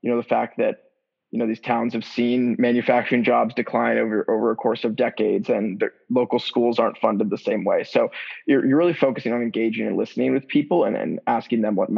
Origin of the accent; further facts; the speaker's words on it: Atlanta, Georgia, United States; I'm originally from Atlanta, Georgia. That's where I am right now.